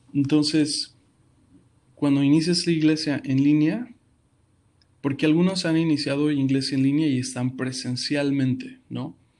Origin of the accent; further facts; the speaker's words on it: Mexico City, Mexico; moved away as an adult; now in Houston, United States; Actualmente soy de la Ciudad de México eh, actualmente estamos en Houston.